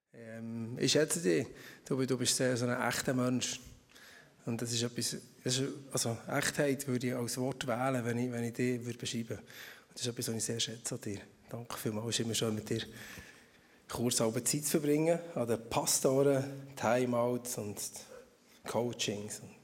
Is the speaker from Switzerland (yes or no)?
yes; Emmental, Bern, Switzerland; moved away as an adult; now in Schaffhausen, Switzerland; Vorher bin ich aus dem Emmental gekommen. Also ich komme immer noch aus dem Emmental